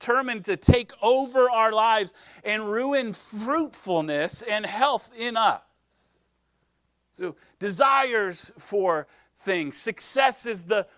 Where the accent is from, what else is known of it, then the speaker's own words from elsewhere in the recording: Nebraska, United States; now in California, United States; I'm from Nebraska. So we grow corn in Nebraska, but I'm also a city kid from Nebraska